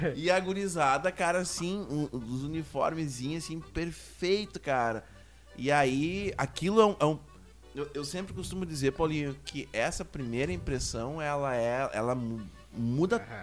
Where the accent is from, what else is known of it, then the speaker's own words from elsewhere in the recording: Uruguaiana, Rio Grande do Sul, Brazil; moved away; Nós viemos de Uruguaiana, tanto eu quanto o …